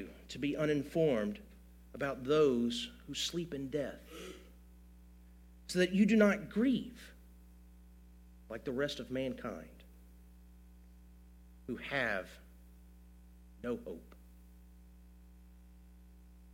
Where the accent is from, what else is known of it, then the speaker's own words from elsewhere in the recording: Gulf Coast, United States; we grew up on the Gulf Coast.